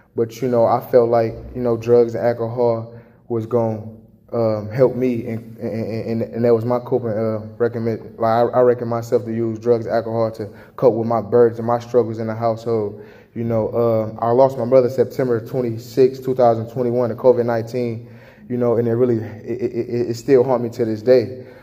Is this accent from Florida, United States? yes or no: no; Chicago, Illinois, United States; now in Jackson, Michigan, United States; I was born and raised in Chicago